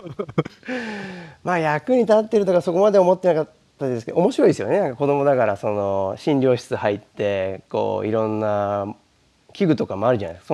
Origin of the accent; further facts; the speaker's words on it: Tokyo, Japan; moved away; 僕は出身は東京です